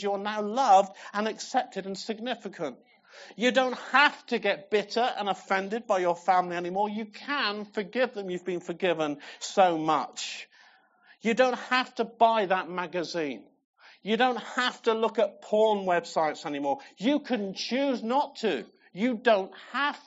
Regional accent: England, United Kingdom; I'm English

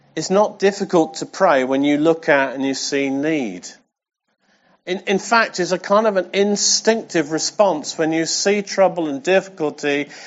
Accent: England, United Kingdom; I'm English

